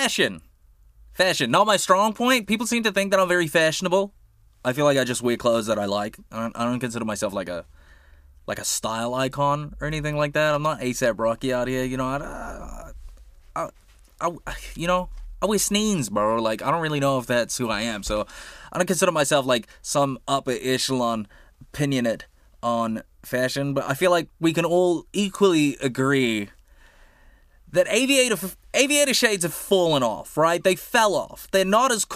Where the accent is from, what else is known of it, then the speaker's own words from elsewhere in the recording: Auckland, New Zealand; I grew up on the North Shore